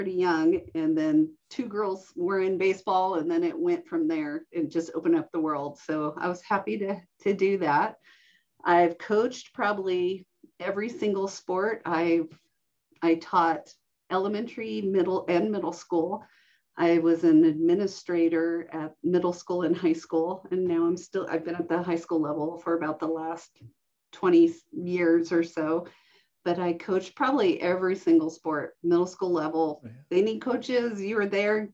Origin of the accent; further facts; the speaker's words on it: Reno, Nevada, United States; I'm an Air Force brat, and so we traveled everywhere until about elementary school, and then we settled in the Reno-Sparks area, and I grew up in Washoe County, going to elementary, middle, and high school.